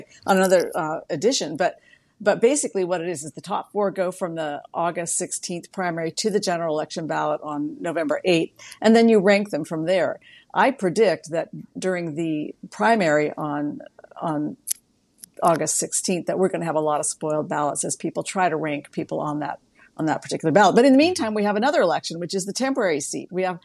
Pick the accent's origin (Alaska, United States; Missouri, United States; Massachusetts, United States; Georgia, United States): Alaska, United States; Juneau; also born or lived in San Diego; Alaska's capital of Juneau. That's my hometown. I don't live there now, but that's my hometown.